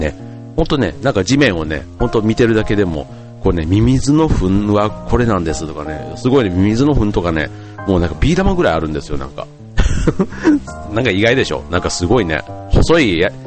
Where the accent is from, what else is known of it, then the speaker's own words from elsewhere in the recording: Osaka, Japan; moved away; 僕の実家のあるその大阪